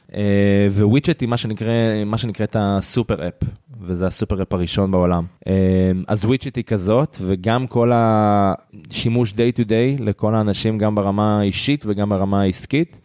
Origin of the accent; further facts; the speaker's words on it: Israel; בתור ישראלי